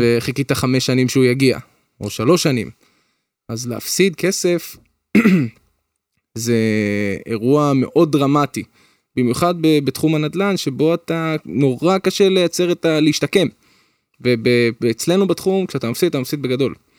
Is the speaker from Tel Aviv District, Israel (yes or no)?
no; Petah Tikva, Central District, Israel; אני גדלתי פתח תקווה